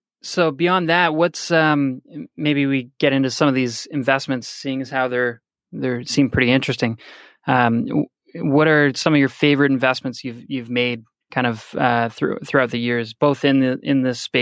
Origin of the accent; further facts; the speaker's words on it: Canada; I'm Canadian. I come from a background as a universal healthcare system.